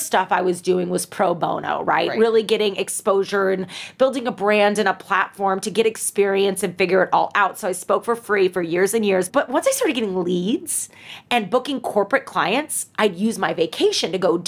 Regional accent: St. Louis, Missouri, United States; moved away as an adult; now in Chicago, United States; St. Louis, my hometown

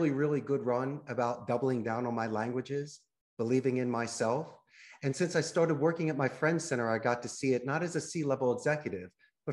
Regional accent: Philadelphia, Pennsylvania, United States; moved away as an adult; also born or lived in Arizona; now in Costa Rica; I grew up in Northeast Philadelphia, and I graduated the proud Abington High School back in 1991

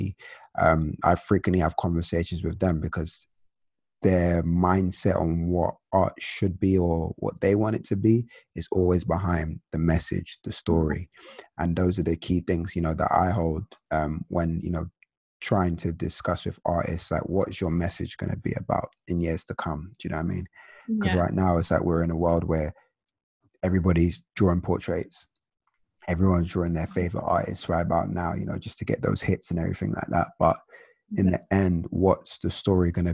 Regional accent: London, United Kingdom; I'm from London

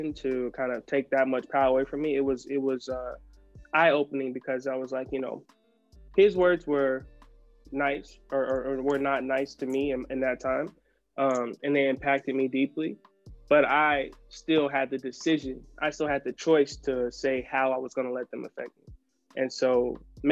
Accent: South Carolina, United States; I'm from the South, you know, I'm from South Carolina.

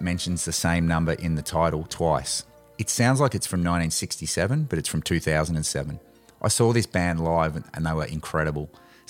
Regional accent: Australia; being an Aussie

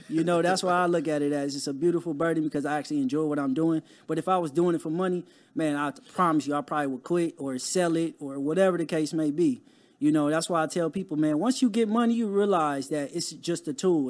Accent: Compton, California, United States; growing up in Compton, it wasn't a lot of resources

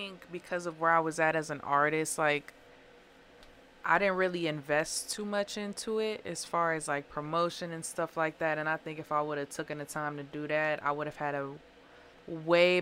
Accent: Springfield, Illinois, United States; now in Waukegan, United States; I'm from Springfield, Illinois.

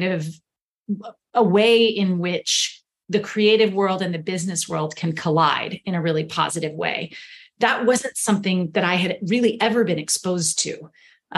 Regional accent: Houston, Texas, United States; I grew up in Houston, Texas. That's where I was born and raised

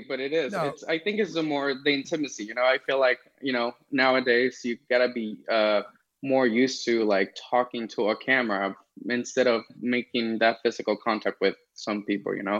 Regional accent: Los Angeles, California, United States; moved away as an adult; also born or lived in Las Vegas; I was born here in LA. Um, I'm streaming from LA right now. Um, and I grew up here in California.

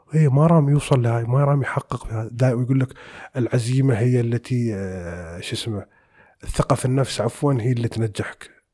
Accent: United Arab Emirates; احنا عندنا في الخليج يعني ما بنقول عندنا في الامارات ونقول بالخليج بشكل عام

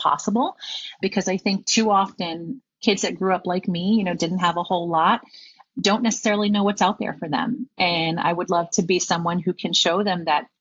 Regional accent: New York City, New York, United States; I am a New Yorker. My parents were born in New York, but we hail from Puerto Rico.

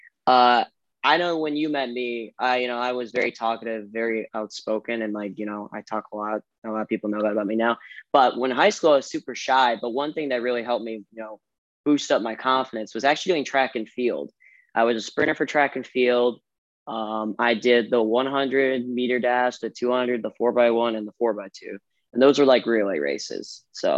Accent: Brecksville, Ohio, United States; I was born in Brecksville, Ohio

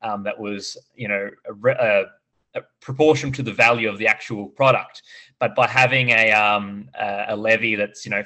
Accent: Australia

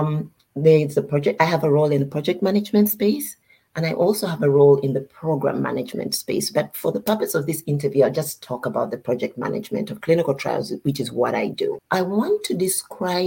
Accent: Uganda; moved away as an adult; now in United States; I am from Uganda, and I've lived in the US for most of my adult life

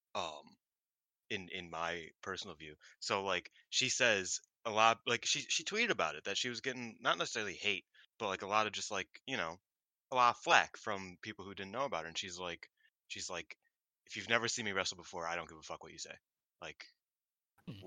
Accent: Chicago, Illinois, United States; I am from Chicago

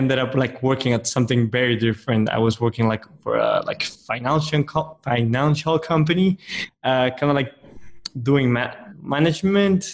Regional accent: Colombia; moved away as an adult; now in Panama; I am originally from Colombia. I've been living in Panama for the last almost 2 years.

